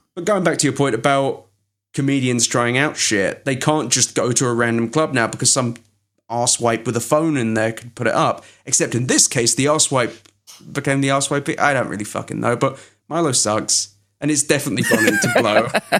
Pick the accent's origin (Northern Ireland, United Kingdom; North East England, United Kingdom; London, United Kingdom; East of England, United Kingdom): London, United Kingdom; moved away; The fucking British secondary school I went to was where Alan Rickman and Hugh Grant went.